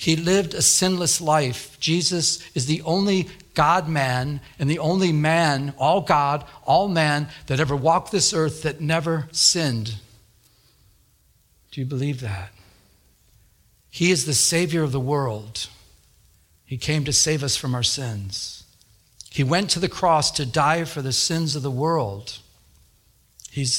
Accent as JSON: {"language": "English", "region": "Michigan", "country": "United States", "moved": "as an adult", "lives_now": "Southern California, United States", "said": "I'm from Michigan, so I've been here since 2000"}